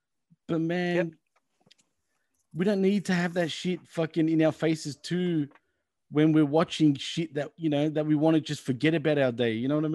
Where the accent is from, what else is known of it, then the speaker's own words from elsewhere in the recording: Jamaica; I'm from Jamaica.